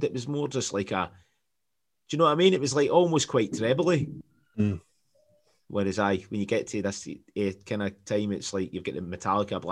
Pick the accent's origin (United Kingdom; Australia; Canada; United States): United Kingdom; Scotland; us as Scottish